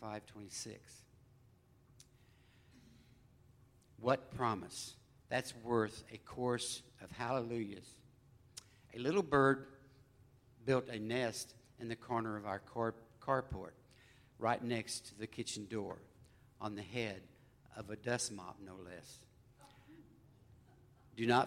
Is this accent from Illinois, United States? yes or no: yes; Colderville, Illinois, United States; we grew up in Colderville, Illinois